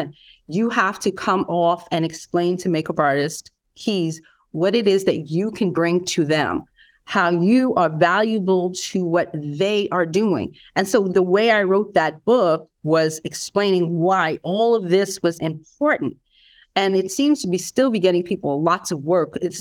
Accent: New York, United States; I'm a New Yorker

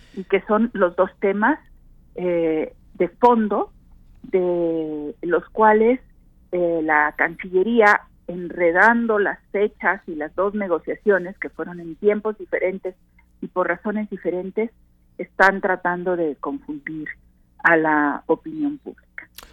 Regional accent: Veracruz, Mexico; yo soy veracruzana

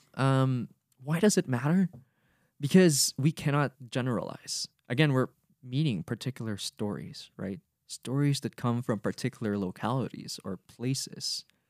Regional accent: Cagayan de Oro, Northern Mindanao, Philippines; first language Bisaya; English is a second language; moved away; I'm a Filipino who comes from the Misamis Oriental region, coming from Cagayan de Oro City

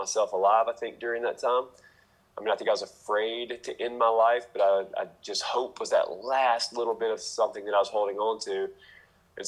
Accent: United States; I grew up in America. I grew up in a not poor part of America.

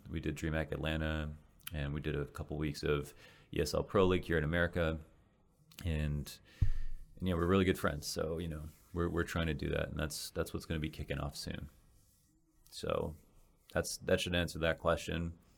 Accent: Canada; moved away as an adult; now in Los Angeles, United States; as a Canadian

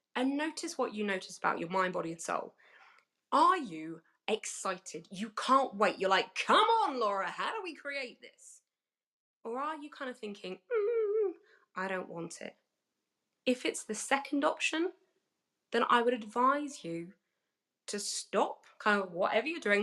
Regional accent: United Kingdom; accent: British; I am British

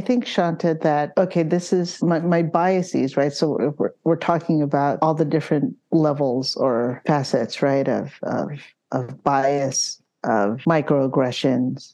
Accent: San Francisco, California, United States; also born or lived in Philippines; Sunset District

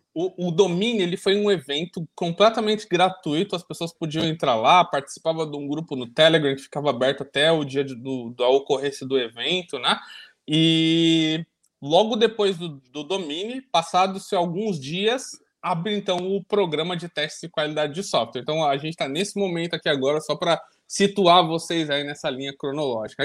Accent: Ilha Solteira, São Paulo, Brazil; minha mãe fala que eu nasci em ilha solteira

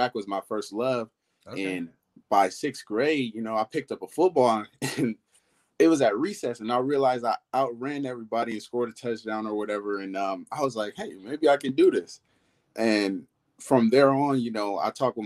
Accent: Oakland, California, United States; I was born and raised in Oakland, California

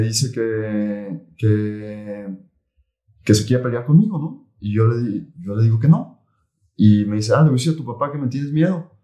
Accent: Tala, Jalisco, Mexico; moved away as an adult; now in Guadalajara, Mexico; yo soy de Tala. Tala es una ciudad aquí, ciudad eh, pequeña, cerca de, Guadalajara, 50 kilómetros. Y ahí nací, ahí crecí, y luego me vine a estudiar la universidad para acá.

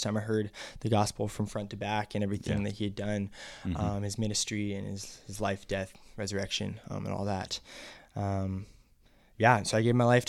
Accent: Seattle, Washington, United States; I'm from West Coast, Seattle, Washington.

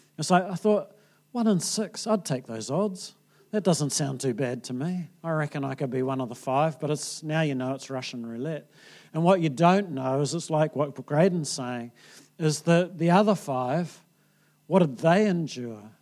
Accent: New Zealand

